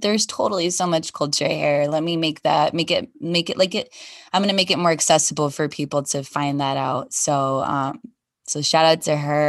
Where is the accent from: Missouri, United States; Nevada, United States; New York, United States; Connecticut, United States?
Nevada, United States; Las Vegas; I grew up here in Vegas